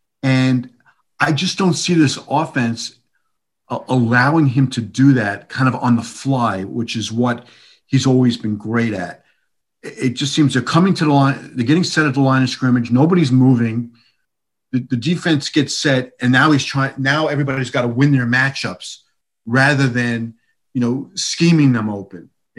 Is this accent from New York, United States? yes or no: yes; New York, United States; also born or lived in Dallas; I spent 8 years in Dallas, and I'm from New York, but I went to Dallas for 8 years